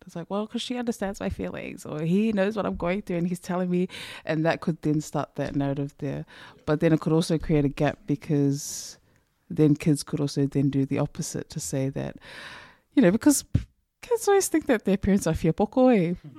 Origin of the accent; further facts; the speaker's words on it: New Zealand; I, as a New Zealand who went to Samoa, they seemed to know that I was from New Zealand